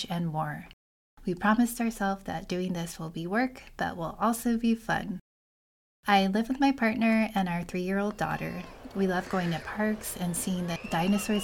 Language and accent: English; Kentucky, United States; now in Utah, United States; I was born in Kentucky